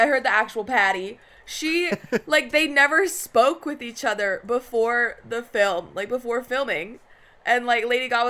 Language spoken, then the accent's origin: English; United States; I identify as an ABC, as an American born Chinese.